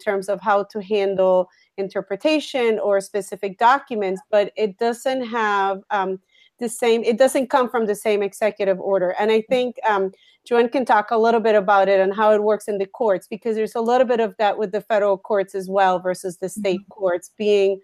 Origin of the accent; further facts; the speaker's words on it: Puerto Rico; accent: slight accent; moved away; I'm from Puerto Rico